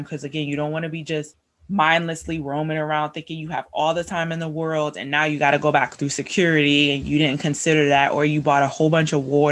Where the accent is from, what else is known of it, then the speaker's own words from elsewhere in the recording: United States; we as Americans